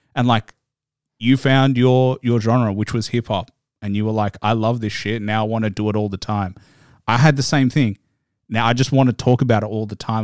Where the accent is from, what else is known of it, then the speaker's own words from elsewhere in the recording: Australia; you know I'm Australian